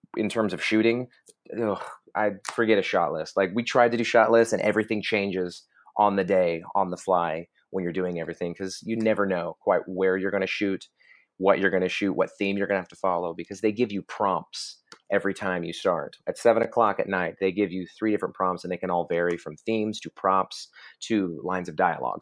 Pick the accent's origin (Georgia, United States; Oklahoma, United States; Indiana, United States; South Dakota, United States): Oklahoma, United States; I'm from Oklahoma